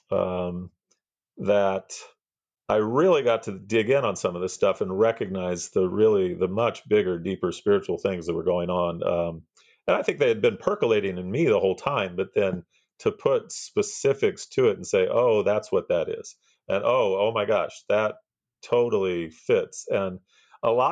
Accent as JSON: {"language": "English", "region": "Missouri", "country": "United States", "tie": "born or raised there", "moved": "as an adult", "lives_now": "Southern California, United States", "said": "I am originally from the Midwest, grew up in Missouri, small town, middle America, and have now been in Southern California, though, for the last 25 years or so"}